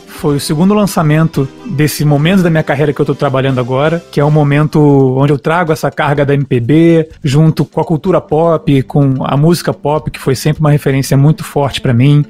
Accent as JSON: {"language": "Portuguese", "region": "Rio de Janeiro", "country": "Brazil", "said": "sou carioca"}